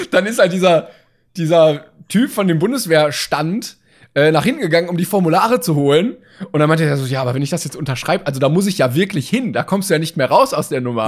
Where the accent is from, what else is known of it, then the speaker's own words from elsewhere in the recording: Germany; als Deutsche.